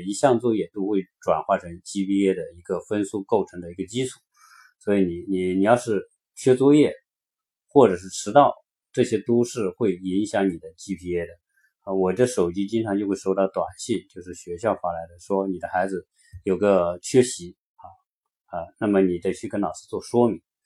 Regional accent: China; moved away as an adult; now in United States; 我们中国人

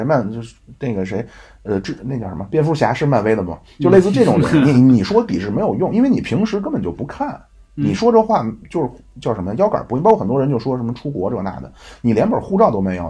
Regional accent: China; 我是中国人

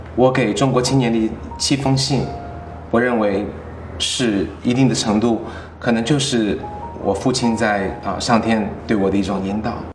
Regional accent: United States; 我在美国长大不会忘记我的中文

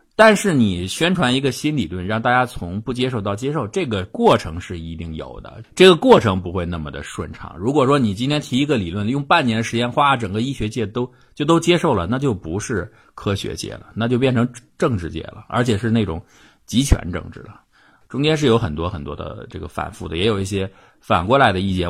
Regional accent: China; 还有包括我们中国人

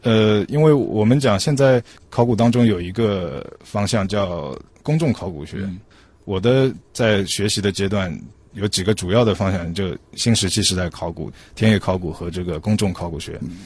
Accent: China; 我们中国人啊这么古老

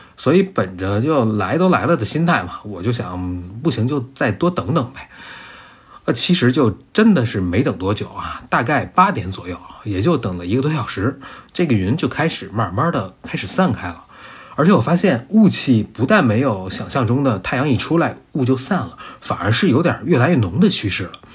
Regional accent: Beijing, China; 一个从小在北京、在平原长大的人

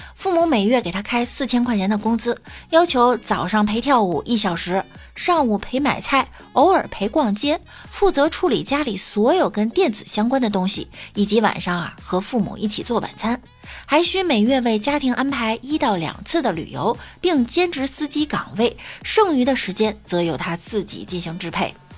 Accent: China; 感谢我八辈儿祖宗把我生在了中国

